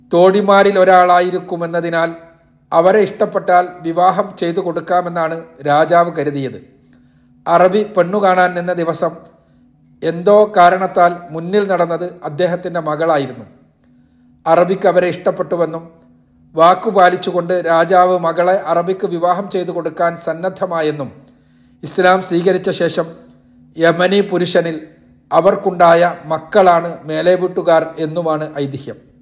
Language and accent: Malayalam; Parappanangadi, Kerala, India; also born or lived in Theyyalingal, Nannambra, Tirur taluk; തിരൂർ താലൂക്കിലായിരുന്ന നന്നമ്പ്ര പഞ്ചായത്തിലെ തെയ്യാലിങ്ങലാണ് ഞാൻ ജനിച്ചതെങ്കിലും വളർന്നതും പഠിച്ചതുമെല്ലാം പരപ്പനങ്ങാടിയിലാണ്